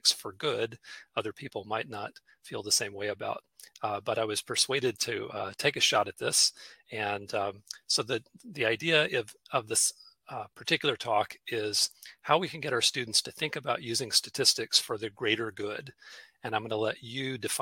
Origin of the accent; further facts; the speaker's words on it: Charlotte, North Carolina, United States; I'm coming to you from Charlotte, North Carolina tonight, my hometown